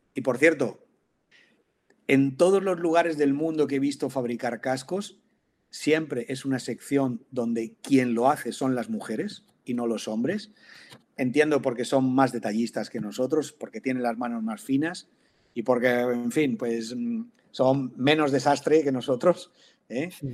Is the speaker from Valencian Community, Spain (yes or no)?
yes; Valencian Community, Spain; aquí yo soy valenciano